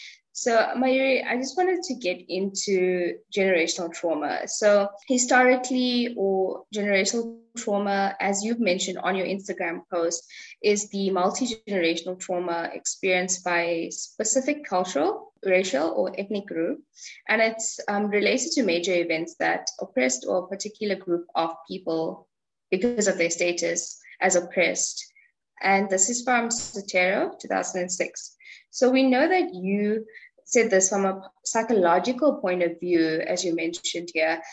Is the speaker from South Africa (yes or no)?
yes; South Africa; us as South African Indians